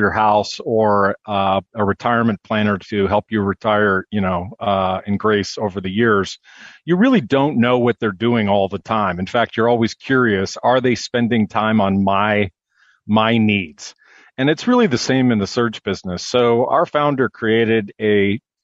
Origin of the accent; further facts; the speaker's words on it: San Francisco, California, United States; now in Minneapolis, United States; born and raised in San Francisco, now live in Minneapolis with my wife and kids